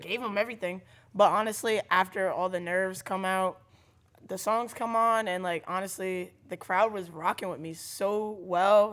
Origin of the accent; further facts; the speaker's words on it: New London, Connecticut, United States; I grew up in New London.